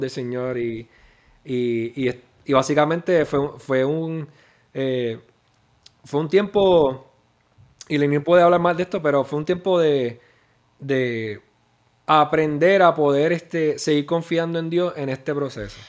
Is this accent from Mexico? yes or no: no; Puerto Rico; moved away as an adult; now in Texas, United States; Como muchos puertorriqueños, pensando que en uno o dos años voy a regresar a la isla